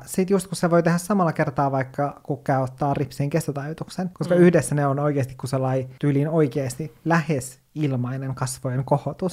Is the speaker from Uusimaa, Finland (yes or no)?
no; Kemijärvi, Lapland, Finland; moved away; Kemijärvellä, mistä mä oon kotoisin